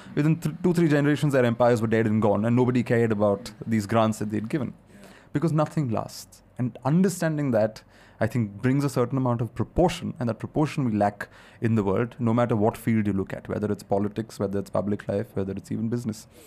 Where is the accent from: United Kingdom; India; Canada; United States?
India; India is such a complicated, diverse country.